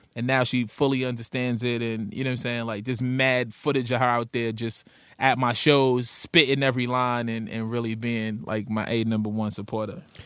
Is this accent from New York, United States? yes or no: yes; New York City, New York, United States; I'm from Brooklyn